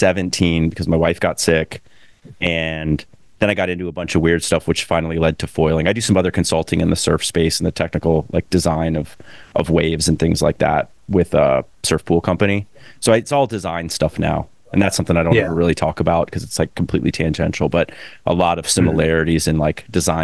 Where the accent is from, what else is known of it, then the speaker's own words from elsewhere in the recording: Gainesville, Florida, United States; I grew up in Gainesville